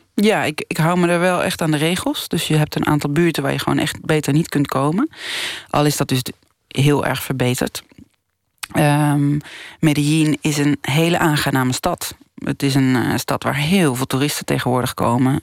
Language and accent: Dutch; Netherlands; moved away as an adult; now in Colombia; als Nederlandse. Ik, ben, ik blijf toch heel erg Nederlands. Ook al zit ik er nu zeven jaar